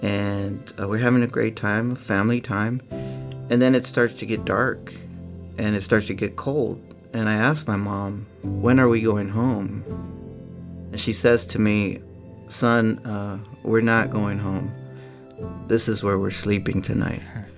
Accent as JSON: {"language": "English", "town": "Oakland", "region": "California", "country": "United States", "tie": "born or raised there", "said": "I grew up in Oakland, California."}